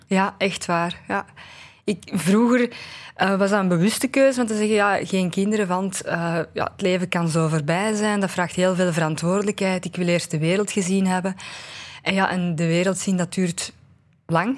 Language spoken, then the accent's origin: Dutch; Aarschot, Flanders, Belgium; ik ben van Aarschot